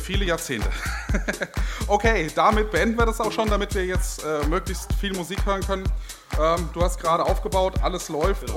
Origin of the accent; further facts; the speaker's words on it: Gelnhausen, Hesse, Germany; ich bin 21 Jahre alt und komme aus Gelnhausen